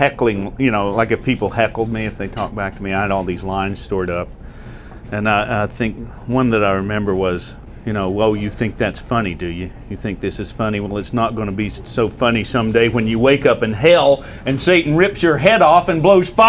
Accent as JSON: {"language": "English", "town": "Sylva", "region": "North Carolina", "country": "United States", "tie": "born or raised there", "also_born_or_lived": "New York", "moved": "yes", "said": "my hometown, in Silva, North Carolina."}